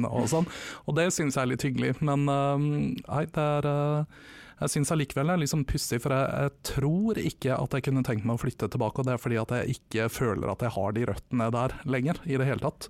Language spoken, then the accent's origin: Norwegian; Vestre Slidre, Innlandet, Norway; moved away; Vestre Slidre, som var den bitte lille bygda jeg vokste opp